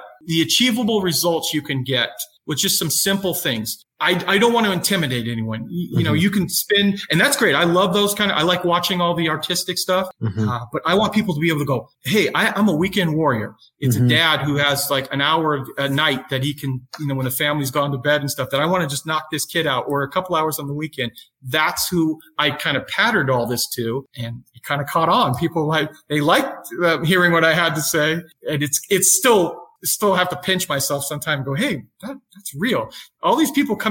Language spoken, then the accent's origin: English; El Cajon, California, United States; moved away as an adult; now in Phoenix, United States; I grew up in California, which is El Cajon's a suburb of San Diego. Went to El Cajon Valley High